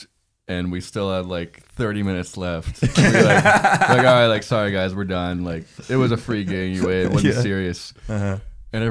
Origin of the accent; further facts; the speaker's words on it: Nashville, Tennessee, United States; moved away as an adult; also born or lived in Athens, Georgia; we're both from Nashville